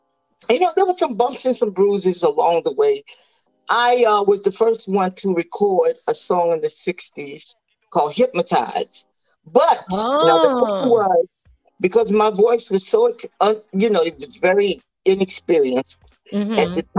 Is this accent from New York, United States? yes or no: no; Chicago, Illinois, United States; I came from Chicago, Illinois, mm-hmm. and at that time I was only 16 years old.